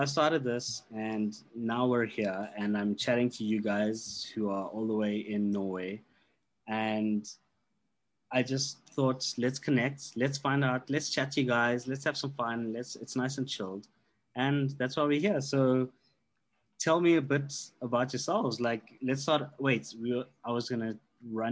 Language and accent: English; South Africa